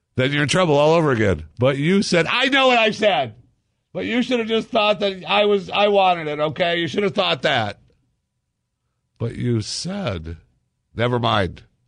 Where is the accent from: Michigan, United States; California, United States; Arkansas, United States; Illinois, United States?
Michigan, United States; moved away; I grew up in Michigan